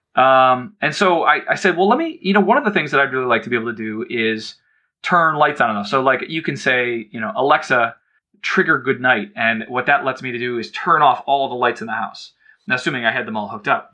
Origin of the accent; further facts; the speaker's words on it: Cleveland, Ohio, United States; I grew up in Cleveland